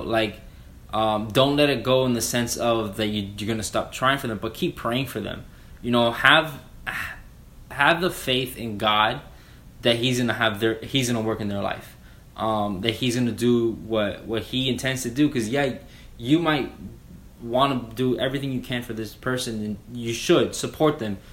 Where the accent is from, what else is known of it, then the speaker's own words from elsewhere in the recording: Miami, Florida, United States; moved away as an adult; now in Jacksonville, United States; I was raised in Miami, um, moved up to Jacksonville